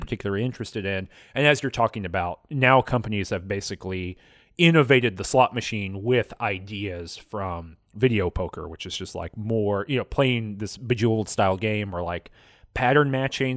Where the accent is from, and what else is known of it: United States